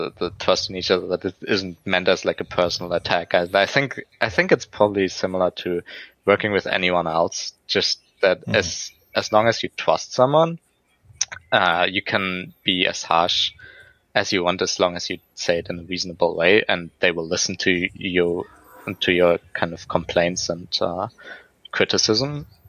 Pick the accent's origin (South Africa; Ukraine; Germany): Germany; now in Vancouver, Canada; I grew up in Germany